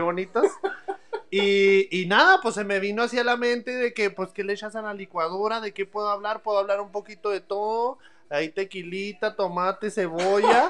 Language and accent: Spanish; Ciudad Juárez, Chihuahua, Mexico; moved away as an adult; now in El Paso, United States; yo nací en Ciudad Juárez, Chihuahua, me vine, ya tengo 10 años aquí en El Paso